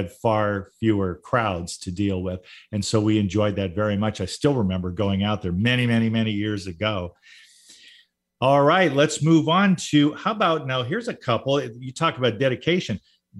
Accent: Southern California, United States; now in Puget Sound, United States; I grew up in Southern California

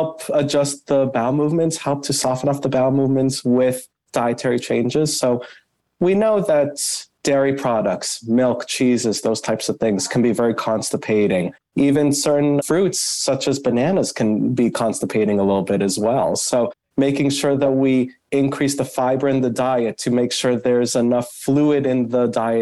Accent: Boston, Massachusetts, United States; moved away as an adult; now in Cleveland, United States; I'm actually originally from the Northeast up in Boston

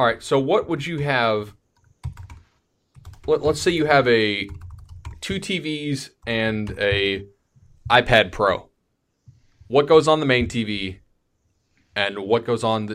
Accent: Florida, United States; We're both from Florida.

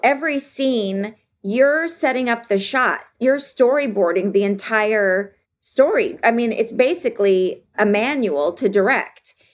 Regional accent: Los Angeles, California, United States; I'm from Los Angeles

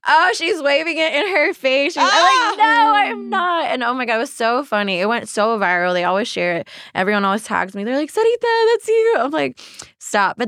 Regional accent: Alabama, United States; I'm from Alabama

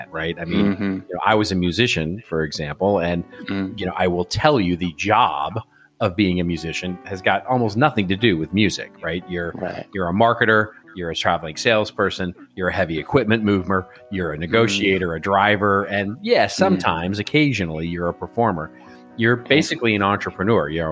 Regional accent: United States; I'm American

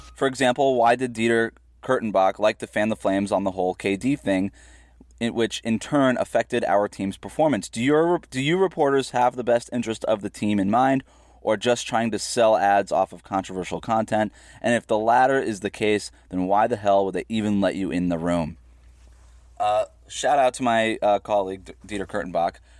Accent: Florida, United States; I was born and raised in Florida

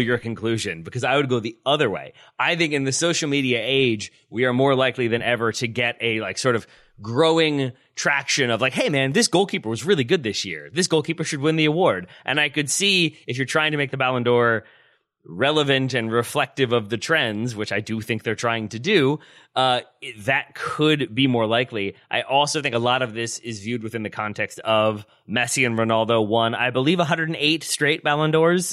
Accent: United States; as an American who's been to Germany twice

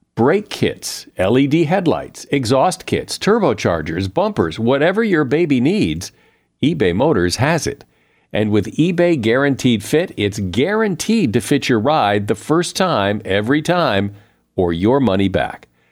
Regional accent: Connecticut, United States; I grew up in the Northeast in Connecticut

